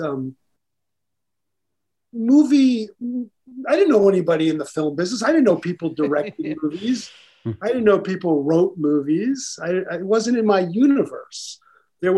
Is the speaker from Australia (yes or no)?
no; New York City, New York, United States; I grew up in Brooklyn, New York.